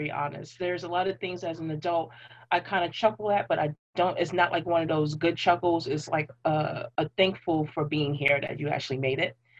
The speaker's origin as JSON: {"language": "English", "town": "New York City", "region": "New York", "country": "United States", "tie": "born or raised there", "said": "I literally grew up in three different parts of Brooklyn"}